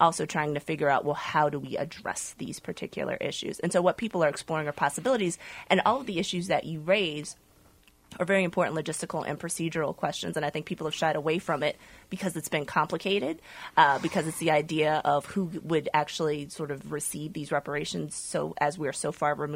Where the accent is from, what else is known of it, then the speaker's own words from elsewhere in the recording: Virginia, United States; I grew up in Virginia